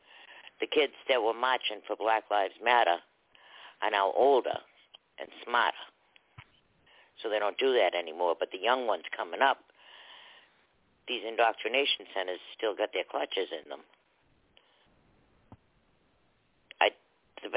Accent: Boston, Massachusetts, United States; I grew up in Boston, but I did go to private school

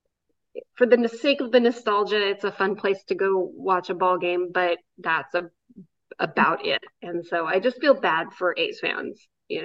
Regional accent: Oakland, California, United States; I grew up in that ballpark. Well, I grew up in the Coliseum.

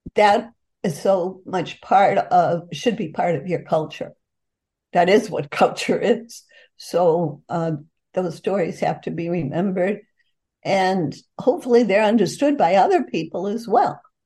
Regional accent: Boston, Massachusetts, United States; me growing up in the North End

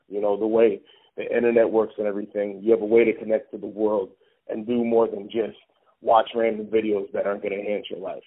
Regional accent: Pennsylvania, United States; I'm from Pennsylvania

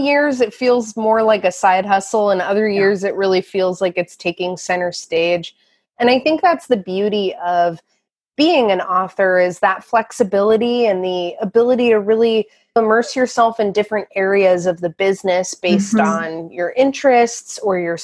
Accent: Port Townsend, Washington, United States; I grew up in Port Townsend, Washington, which is the little Quimper Peninsula.

